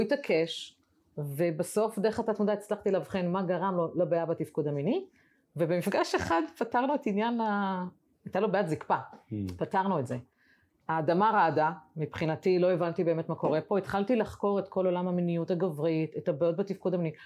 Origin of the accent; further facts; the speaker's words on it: the Krayot, Haifa District, Israel; moved away; אני במקור בקריות, אני עכשיו יצאתי לחיי נוודות